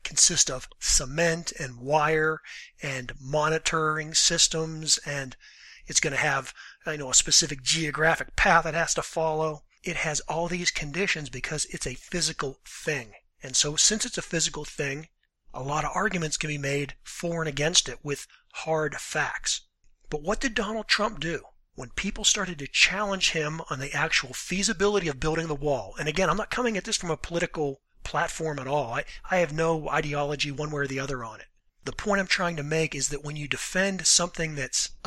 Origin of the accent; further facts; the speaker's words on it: Western Pennsylvania, United States; I'm from Pennsylvania. I'm from Western Pennsylvania